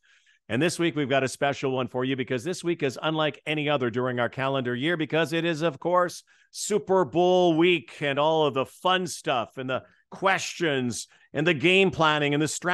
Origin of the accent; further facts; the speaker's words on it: Winnipeg, Manitoba, Canada; when I grew up in Winnipeg